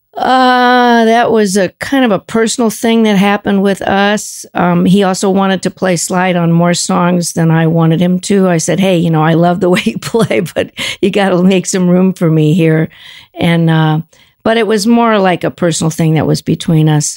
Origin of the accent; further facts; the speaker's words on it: Los Angeles, California, United States; moved away; also born or lived in Cambridge; we were from L